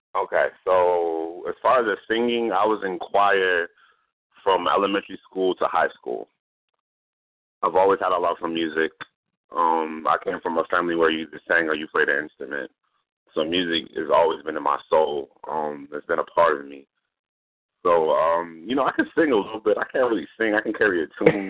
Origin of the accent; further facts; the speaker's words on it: Norfolk, Virginia, United States; I am from Virginia. I am from Norfolk, Virginia.